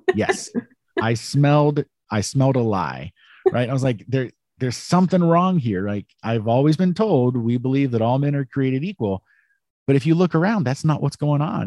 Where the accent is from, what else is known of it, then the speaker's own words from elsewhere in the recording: United States; I'm an American